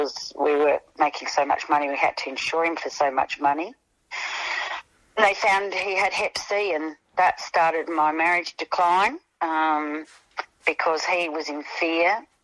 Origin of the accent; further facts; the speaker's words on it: Elizabeth, South Australia, Australia; also born or lived in North Haven; when we moved from Elizabeth to North Haven, I was a teenager by then